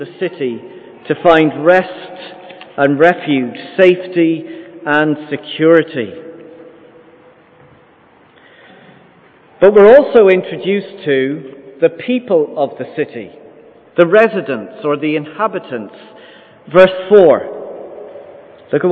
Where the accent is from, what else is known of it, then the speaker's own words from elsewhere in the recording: Ireland; also born or lived in London, United Kingdom; Lived there for the first 6 weeks of my life. And then my parents moved to Ireland. So I've been here 99.99% of my life